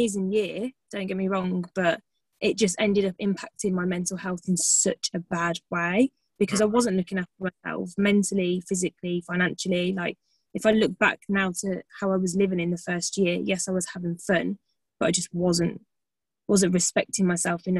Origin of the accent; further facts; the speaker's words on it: Birmingham, West Midlands, United Kingdom; moved away as an adult; I'm from the UK, I'm from Birmingham, if you can't tell from my lovely accent